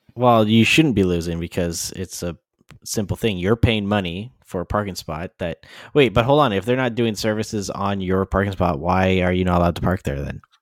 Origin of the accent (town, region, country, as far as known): Canada